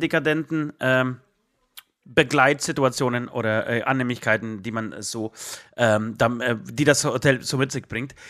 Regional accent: Katowice, Silesian Voivodeship, Poland; also born or lived in Tychy; now in Germany; meine Familie oder ich komme aus, aus Katowice, äh, grob Tichau, Katowice, Oberschlesien

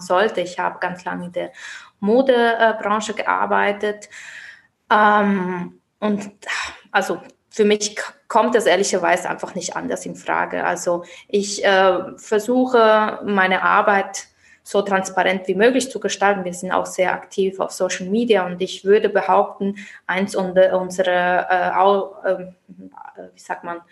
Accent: Basel, Basel-Stadt, Switzerland; moved away as an adult; now in Mainz, Germany; ich selbst bin Schweizerin aus Basel

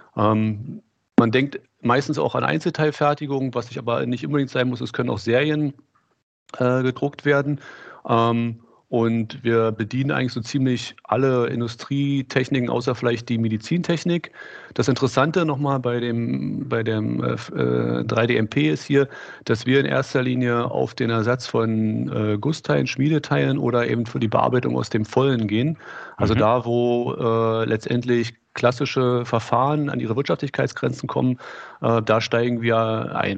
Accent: Berlin, Germany; ich komme hier aus Berlin, habe in Berlin Maschinenbau studiert

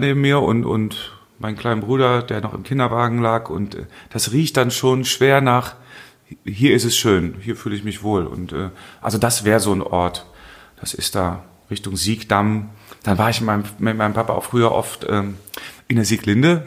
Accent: Hennef, North Rhine-Westphalia, Germany; ich bin ähm, aufgewachsen in der Steinstraße bis 76

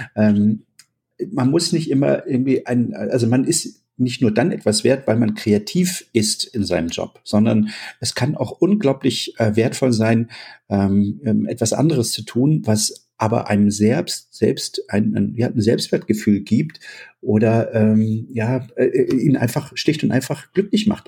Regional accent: East Germany, Germany; als ich klein war, äh, in der DDR aufgewachsen

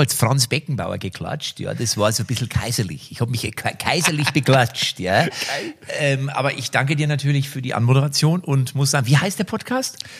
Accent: Liebstadt, Saxony, Germany; Ich komme aus Liebstadt.

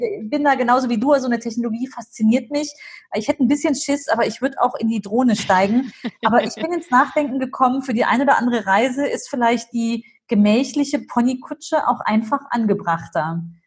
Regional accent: Germany; Ich bin zwar hier mhm. groß geworden in Deutschland, aber immer in den Ferien ging es nach Syrien.

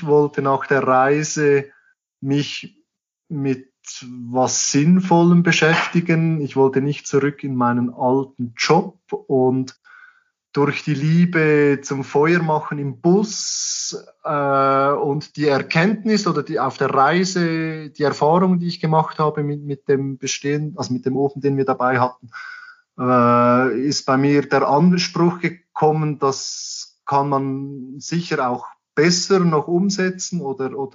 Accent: Switzerland; für uns als, als Schweizer und ich glaube allgemein als Europäer ist die Panamericana halt sehr angenehm.

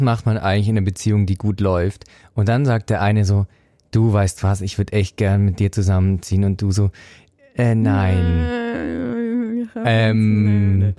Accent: Swabia, Baden-Württemberg, Germany; now in Zurich, Switzerland; ich bin Schwabe und spare daher gern

